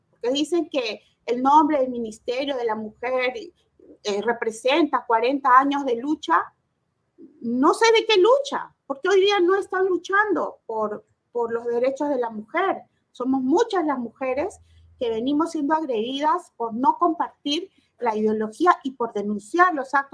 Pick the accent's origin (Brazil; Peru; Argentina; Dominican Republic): Peru; creo que somos los peruanos cuando pagamos